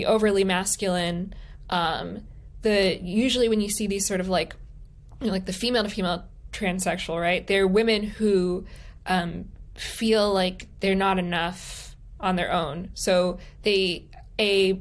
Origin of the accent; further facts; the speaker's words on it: Palm Beach, Florida, United States; I'm from Palm Beach